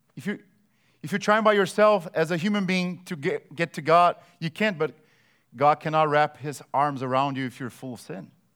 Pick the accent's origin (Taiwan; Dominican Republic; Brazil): Brazil; moved away; I grew up in Brazil